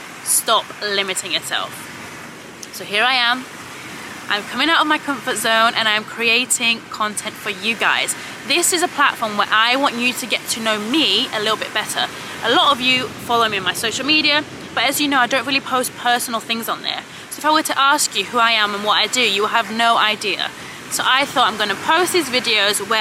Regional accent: Cyprus; moved away; I'm originally from Cyprus

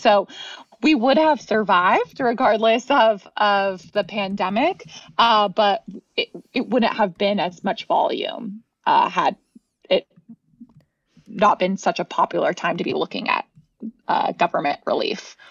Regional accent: California, United States; moved away as an adult; now in Austin, United States; I'm from California

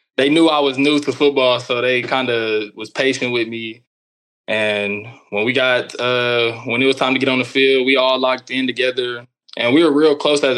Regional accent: Tulsa, Oklahoma, United States; I'm from Tulsa, Oklahoma

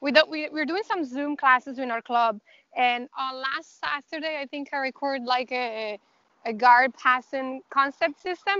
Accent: Dublin, Leinster, Ireland; so we are from Dublin, so we rented the bus.

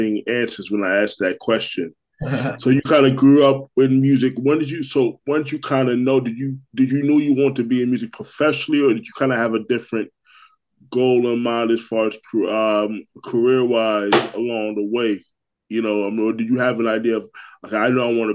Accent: Orlando, Florida, United States; also born or lived in Brooklyn, New York; I'm a native New Yorker, but I left it when I was 7, so I moved to Orlando, so... Yeah. Orlando is really home for me

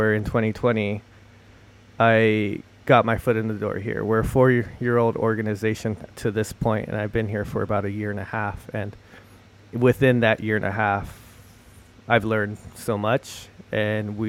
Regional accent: Los Angeles, California, United States; now in Seattle, United States; I'm from Los Angeles, California

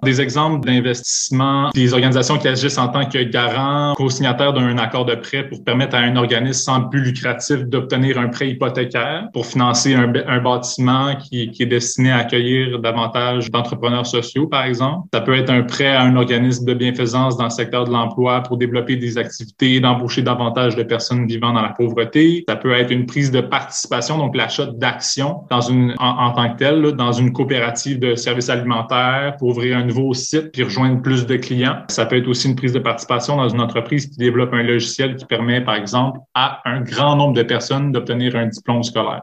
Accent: Montreal, Quebec, Canada; born or raised there; moved away as an adult; now in Quebec City, Canada

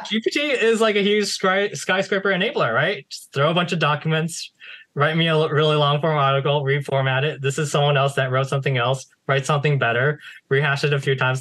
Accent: United States; I was born in the United States

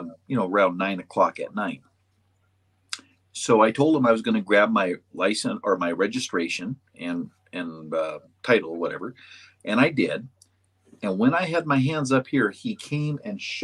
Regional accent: Western North Dakota, United States; I'm from Western North Dakota. It is a different country.

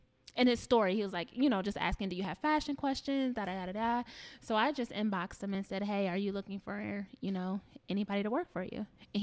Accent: Sandusky, Ohio, United States; also born or lived in Toledo, Ohio; I'm from Sandusky, Ohio. I'm from a small town.

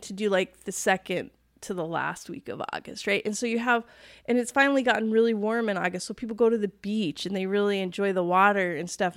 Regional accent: East Coast, United States; moved away; growing up on the East Coast

